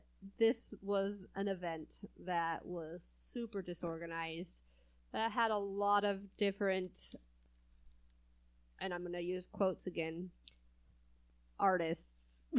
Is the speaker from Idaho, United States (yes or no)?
no; California, United States; I'm from California, and I moved over here to the Midwest, you know, and I don't feel like I have an accent at all